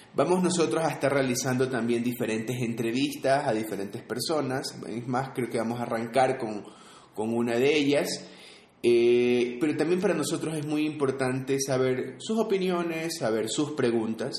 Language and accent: Spanish; Guayaquil, Guayas, Ecuador; now in Quito, Ecuador; yo soy de Guayaquil, Ecuador.